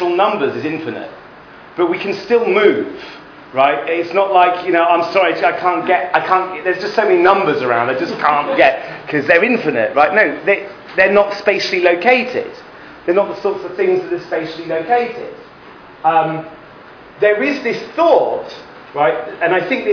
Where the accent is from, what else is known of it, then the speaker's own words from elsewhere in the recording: England, United Kingdom; moved away as an adult; now in Israel; When I grew up in England, we went to Heder